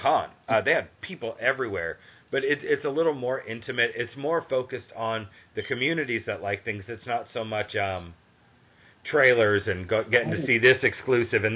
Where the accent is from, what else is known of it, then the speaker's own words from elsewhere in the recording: Boston, Massachusetts, United States; now in Atlanta, United States; I grew up in Boston. I'm in Atlanta now.